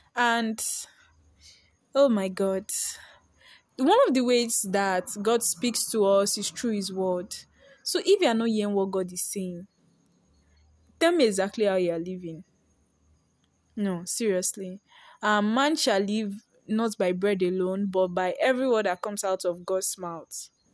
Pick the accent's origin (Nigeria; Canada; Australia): Nigeria; I'm a Nigerian girl